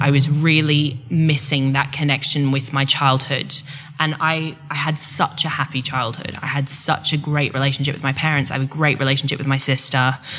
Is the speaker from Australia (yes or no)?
yes; Queensland, Australia; now in England; I'm from Queensland, not from Victoria or Tasmania